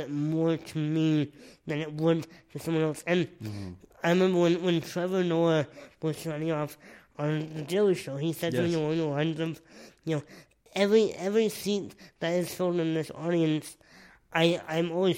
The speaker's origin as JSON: {"language": "English", "region": "Nova Scotia", "country": "Canada", "tie": "born or raised there", "said": "when I was a baby, I lived there for like 18 months"}